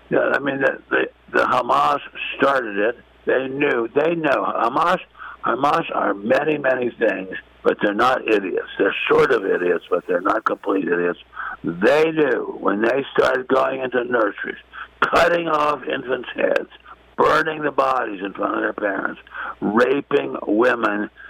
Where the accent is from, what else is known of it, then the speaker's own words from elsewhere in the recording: Washington, District of Columbia, United States; I'm from Washington.